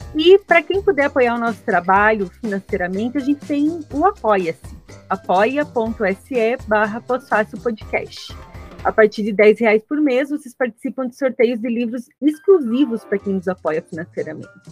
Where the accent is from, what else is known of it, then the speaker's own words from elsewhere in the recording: interior of Santa Catarina, Brazil; accent: colono; now in Florianópolis, Brazil; A gente é catarinense do interior de Santa Catarina, né? Então, é esse sotaque bem. O meu é mais colono